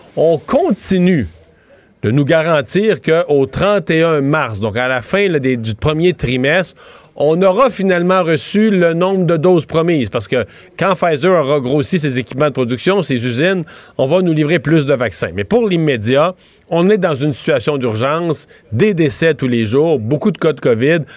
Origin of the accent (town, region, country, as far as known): Rivière-du-Loup, Quebec, Canada